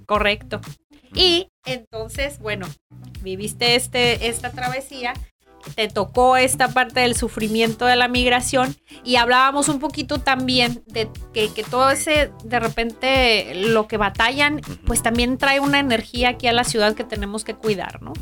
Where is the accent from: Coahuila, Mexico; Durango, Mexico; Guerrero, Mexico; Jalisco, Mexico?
Jalisco, Mexico; Guadalajara; now in Tijuana, Mexico; yo que soy de Guadalajara